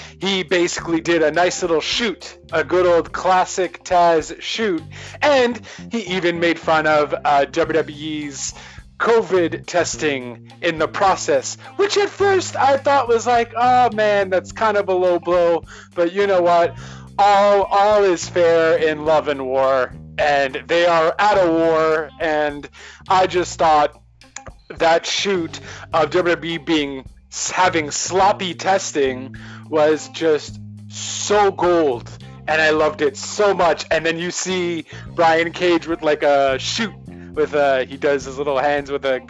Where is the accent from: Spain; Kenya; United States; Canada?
Canada; I am not American. I am Canadian